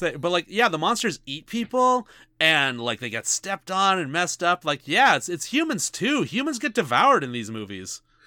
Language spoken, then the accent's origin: English; Canada; we're Canadian